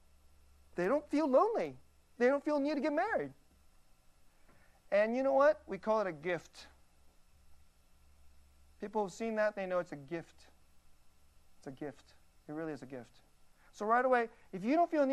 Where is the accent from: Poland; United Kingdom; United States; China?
United States; I'm an American.